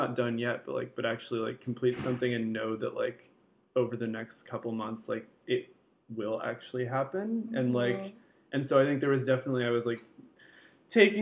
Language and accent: English; San Francisco, California, United States; growing up, I'm from San Francisco